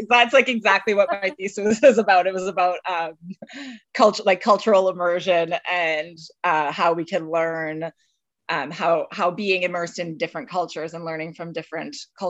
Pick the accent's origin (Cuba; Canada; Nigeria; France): Canada; Edmonton, Alberta; moved away as an adult; also born or lived in Kingston, Ontario / Leeds, United Kingdom / British Columbia; I grew up in Edmonton, Alberta, in Canada. And I grew up in a Francophone family, and went to French school growing up, and quite a small community. And I was there, lived my whole life in Edmonton until finishing high school.